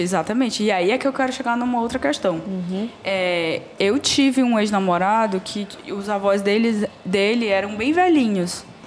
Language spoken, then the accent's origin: Portuguese; Brazil; eu sou brasileira